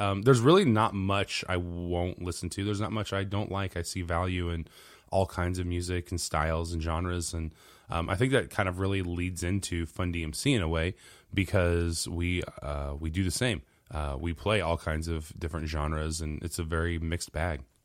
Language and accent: English; Central Illinois, United States; I'm a musician from Central Illinois